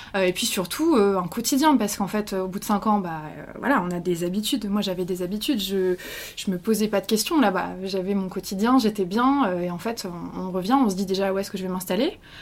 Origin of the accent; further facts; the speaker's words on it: France; moved away as an adult; also born or lived in Quebec, Canada; Je me sens plus québécoise que française